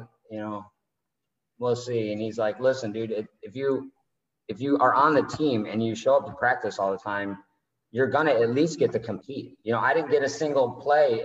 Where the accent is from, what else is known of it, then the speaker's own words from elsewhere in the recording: Northville, Michigan, United States; now in Tampa, United States; I'm from Northville, Michigan